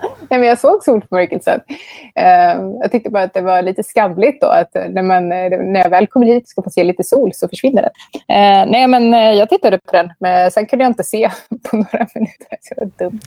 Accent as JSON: {"language": "Swedish", "country": "Sweden", "moved": "yes", "lives_now": "Buenos Aires, Argentina", "said": "Jag är väldigt svensk"}